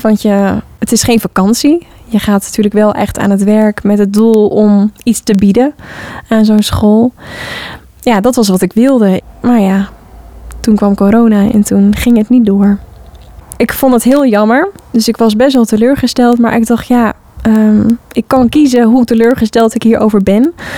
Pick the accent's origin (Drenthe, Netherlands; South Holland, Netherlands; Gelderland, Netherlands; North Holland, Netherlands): North Holland, Netherlands; Hoorn; Ik heb zelf op de vrije school gezeten als kind in Hoorn, de Parsifal. West-Friese Vrije School de Parsifal heette het altijd